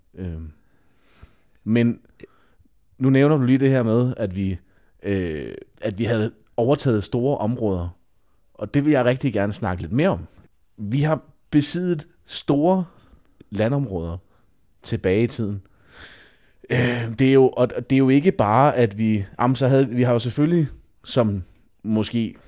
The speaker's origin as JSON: {"language": "Danish", "country": "Denmark", "said": "som danskere"}